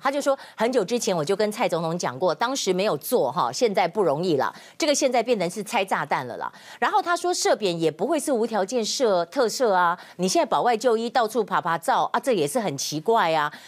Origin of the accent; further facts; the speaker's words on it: Taiwan; 我们台湾人